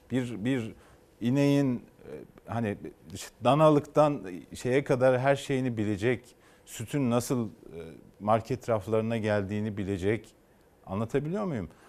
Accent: Turkey; Hepimiz bu ülkede doğduk, bu ülkede büyüdük. Kendi nesillerimizi de burada sürdürmek istiyoruz. Hepimiz bu ülkeyi seviyoruz.

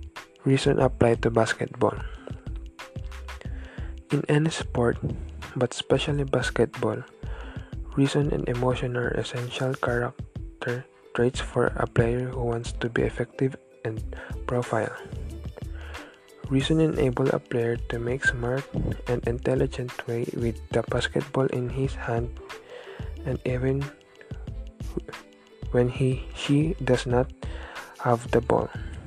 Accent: San Francisco, California, United States; I am 17 years old and I am from San Francisco, California.

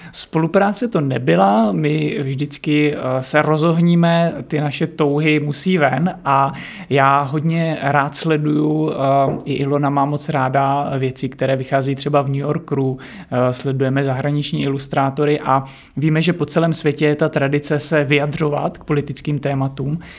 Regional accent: Nové Město na Moravě, Vysočina Region, Czechia; now in Prague, Czech Republic; já jsem z Vysočiny, pocházím z Vysočiny, z Nového města na Moravě

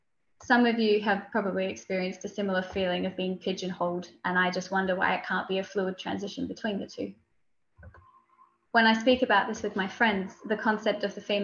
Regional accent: Australia; now in United Kingdom; I moved to the UK from Australia nearly 3 years ago, where I studied my master's degree and started working professionally as a parliamentary researcher.

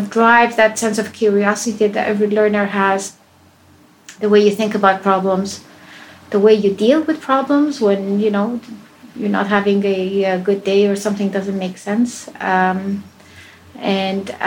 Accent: Spain; also born or lived in Iran; I was born in Iran. And I left that country as a child. I grew up in Spain.

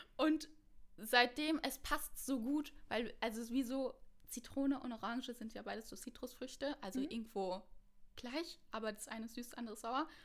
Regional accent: Mainz, Rhineland-Palatinate, Germany; moved away as an adult; now in Cologne, Germany; Ich komme eigentlich aus Mainz und ich wohne schon seit ähm, knapp vier

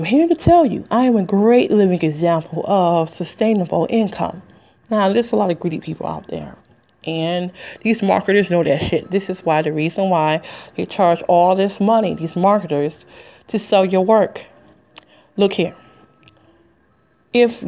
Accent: Detroit, Michigan, United States; moved away as an adult; also born or lived in Flint, Michigan; I'm from Detroit, Detroit, 313. Ain't lived there in 20 years.

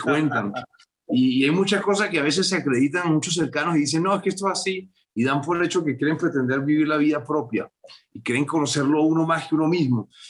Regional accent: Venezuela; moved away as an adult; now in Bogotá, Colombia; Salí de Venezuela hace 25 años y hace como 12 que no, que no vuelvo a, Venezuela

